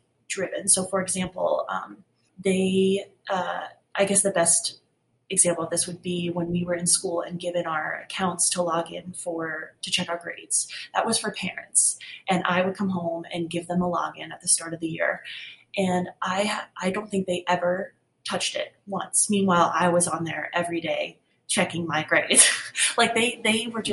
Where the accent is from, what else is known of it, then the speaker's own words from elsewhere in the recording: Cold Spring, New York, United States; I was born in Cold Spring, New York, which is about an hour north of New York City